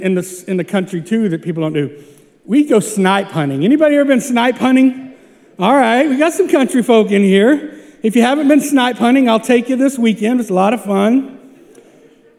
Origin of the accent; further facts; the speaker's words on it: small town Oklahoma, United States; moved away; Small town Oklahoma